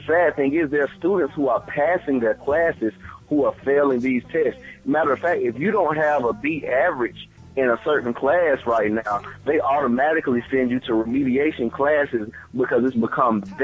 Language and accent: English; Albany, Georgia, United States; I'm from Albany. Home of Phil Mark.